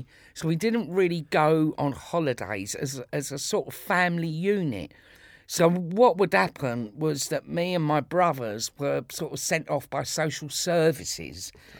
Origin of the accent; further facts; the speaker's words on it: Islington, London, United Kingdom; born there; No, I was born in Islington. I was born, there's a Royal Free Hospital in Hampstead, but it used to be on the Liverpool Road in Islington.